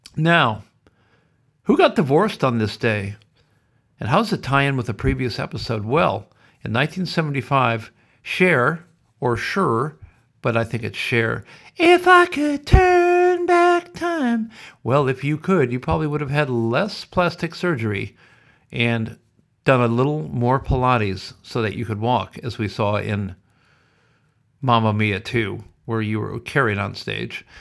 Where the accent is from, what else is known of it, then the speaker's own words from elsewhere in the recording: Sioux City, Iowa, United States; moved away; originally I am from America, as you know, Sioux City, Iowa